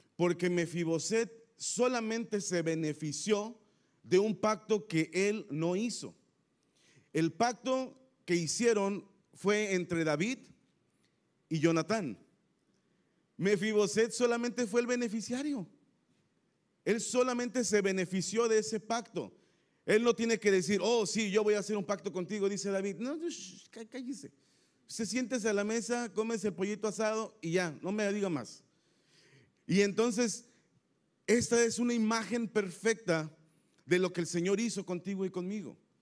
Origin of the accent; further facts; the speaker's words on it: Tampico, Tamaulipas, Mexico; accent: tamaulipeco; now in Querétaro, Mexico; somos originarios de Tampico, Tamaulipas, así es que somos tamaulipecos, ¿ok? Aquí me siento ah, que puedo hablar como tamaulipeco